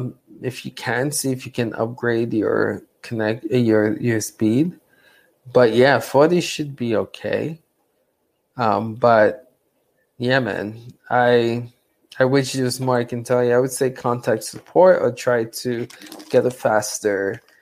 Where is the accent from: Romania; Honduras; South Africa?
Romania; English is a second language; I'm from Romania.